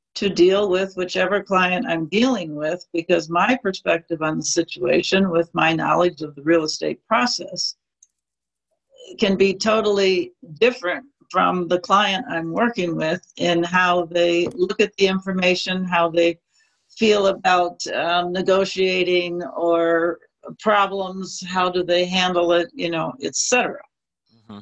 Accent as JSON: {"language": "English", "region": "Midwest", "country": "United States", "tie": "born or raised there", "also_born_or_lived": "New York City", "moved": "yes", "lives_now": "California, United States", "said": "But I moved to California from New York City, grew up in the Midwest"}